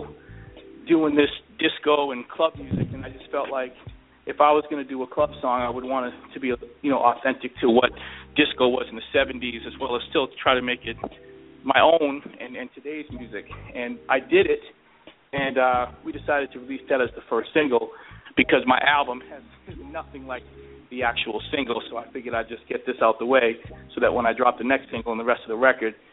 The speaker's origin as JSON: {"language": "English", "region": "East Coast", "country": "United States", "moved": "yes", "lives_now": "Phoenix, United States", "said": "I'm from the East Coast, but I live out in Phoenix now"}